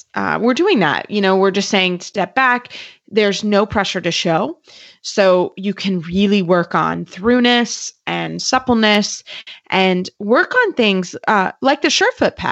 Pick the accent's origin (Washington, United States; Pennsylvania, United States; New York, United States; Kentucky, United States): Kentucky, United States; I'm from Kentucky